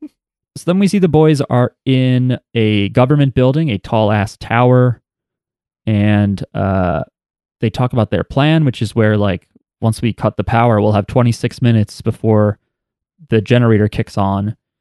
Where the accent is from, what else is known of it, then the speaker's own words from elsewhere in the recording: New Jersey, United States; we're from New Jersey.